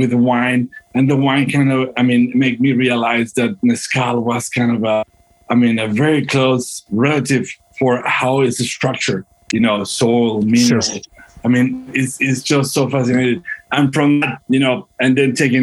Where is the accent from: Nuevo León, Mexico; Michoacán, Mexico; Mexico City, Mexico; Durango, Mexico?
Durango, Mexico; moved away as an adult; now in United States; I was born and raised in Durango, Mexico. And I moved to the States like probably 15, 16 years ago.